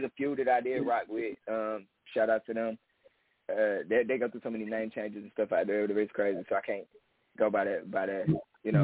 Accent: Cleveland, Ohio, United States; no, I'm from Cleveland. I was born in Cleveland, somewhat raised in Cleveland, and I don't currently reside there

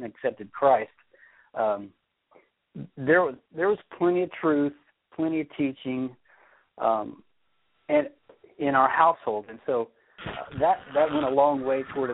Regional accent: Crestview, Florida, United States; moved away as an adult; also born or lived in Atlanta; now in Kentucky, United States; I grew up in a small town in Florida called Crestview.

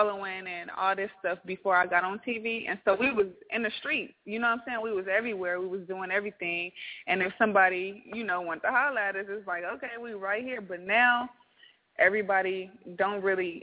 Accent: Compton, California, United States; now in Atlanta, United States

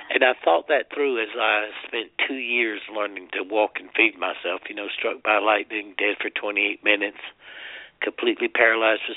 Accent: South Carolina, United States; I'm from South Carolina, and everybody goes to hell from South Carolina

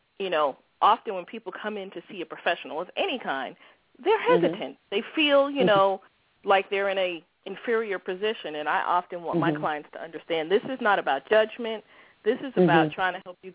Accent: New York, United States; moved away as an adult; now in Maryland, United States; I grew up in New York, and as I tell people, even though I'm now in the Maryland, D.C. area, I'm still a New Yorker at heart

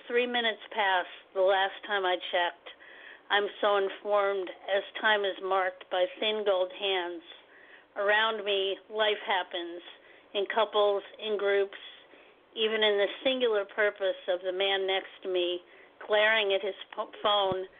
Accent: Poughkeepsie, New York, United States; I'm from Poughkeepsie, New York, which is upstate New York, 2 hours away from New York City

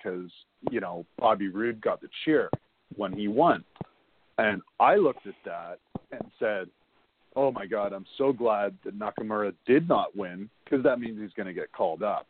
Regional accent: Ontario, Canada; from Ontario

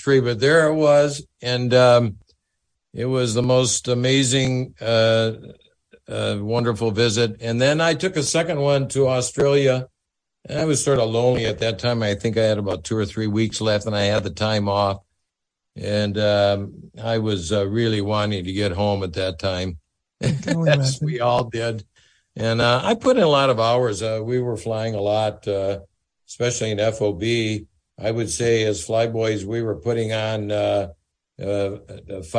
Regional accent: Sheboygan, Wisconsin, United States; I'm a kid from Sheboygan

